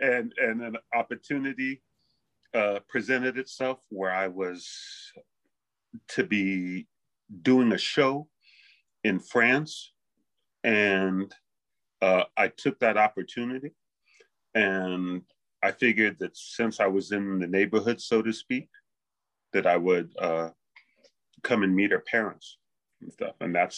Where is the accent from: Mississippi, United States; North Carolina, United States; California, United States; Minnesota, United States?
California, United States; Los Angeles; born there; also born or lived in Bay Area / Hawaii; I was born in Los Angeles. So, and I've been traveling up and down California, and in my teens, I lived in the Bay Area. But before that, I lived in Hawaii a bit.